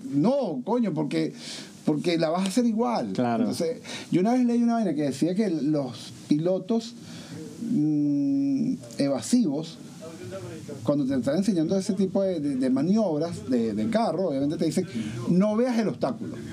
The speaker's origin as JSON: {"language": "Spanish", "country": "Venezuela", "moved": "as an adult", "lives_now": "United States", "said": "yo no me fui de Venezuela porque me faltaba trabajo, yo me fui de Venezuela"}